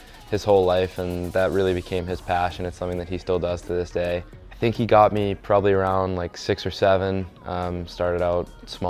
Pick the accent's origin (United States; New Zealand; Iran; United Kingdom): United States; Long Beach, New York; growing up in Long Beach, it's more of a surfing community, a beach town.